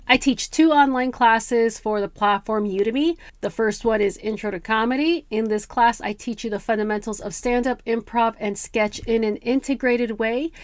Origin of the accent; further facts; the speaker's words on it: Bay Area, California, United States; now in Los Angeles, United States; I grew up in the Bay Area, I grew up in a very multicultural environment.